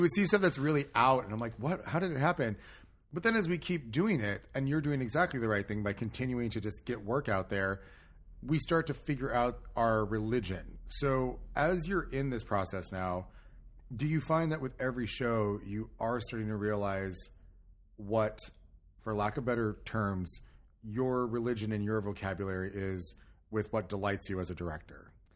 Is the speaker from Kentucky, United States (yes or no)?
no; California, United States; I'm not from Long Island. I'm from California, like Chris